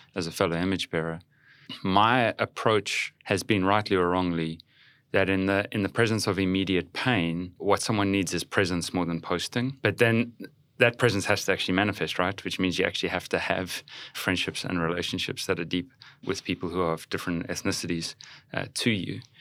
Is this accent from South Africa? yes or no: yes; South Africa; moved away as an adult; now in United States; I'm from South Africa.